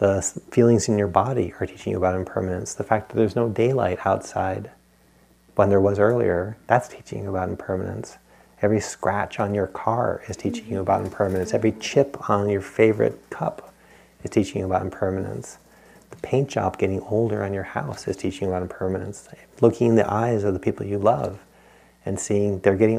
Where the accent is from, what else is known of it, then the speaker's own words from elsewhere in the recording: Rhode Island, United States; I grew up in Rhode Island